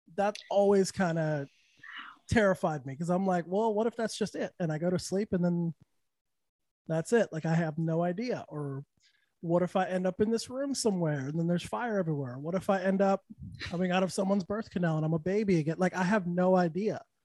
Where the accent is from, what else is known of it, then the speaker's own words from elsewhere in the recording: Santa Fe, New Mexico, United States; also born or lived in Texas; now in Orlando, United States; I'm from Santa Fe, so it doesn't get too hot there